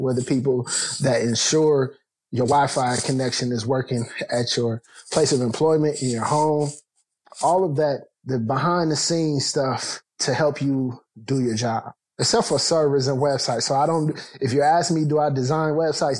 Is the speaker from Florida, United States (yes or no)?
no; Canton, Ohio, United States; I grew up in the Midwest. I'm from Canton, Ohio